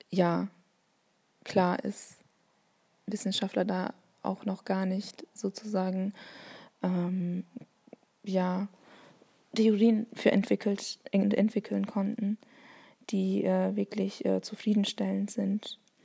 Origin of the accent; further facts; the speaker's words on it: Bavaria, Germany; accent: Bavarian; first language Turkish; German is a second language; also born or lived in Essen; now in Hamburg, Germany; ich bin in, ba ähm, in Bayern, zu meiner Sprachbiografie in Bayern groß geworden